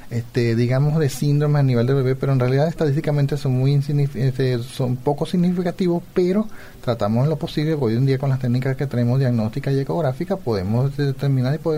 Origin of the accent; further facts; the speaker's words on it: Venezuela; moved away as an adult; now in Paraguay; soy de Venezuela.